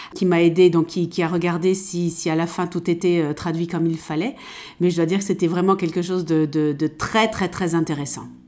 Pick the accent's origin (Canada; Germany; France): France; German is a second language; moved away as an adult; now in Linz, Austria; ich bin Französin und, und bin direkt am Meer aufgewachsen.